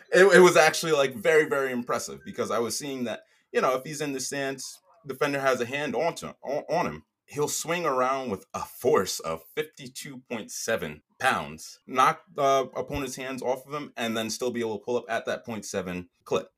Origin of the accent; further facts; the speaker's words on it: New York, United States; my hometown Knicks